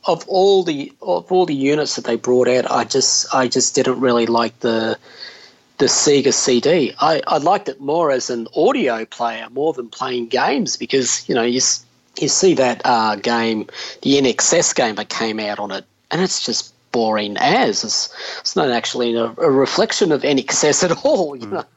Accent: Victoria, Australia; moved away as an adult; also born or lived in Sydney; I was from Victoria down south

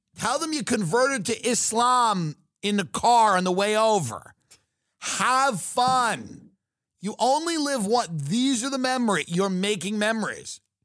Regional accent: United States; being an American

